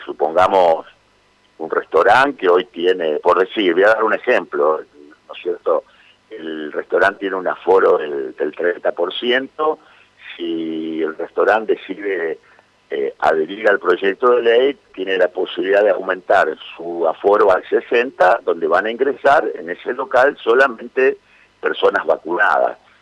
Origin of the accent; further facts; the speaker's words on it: Santa Fe, Argentina; como santafesinos que somos